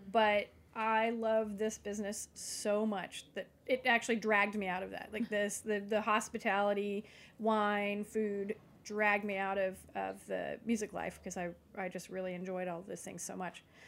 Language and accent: English; East Tennessee, United States; now in Nashville, United States; at least I grew up in East Tennessee, but I had left at a younger age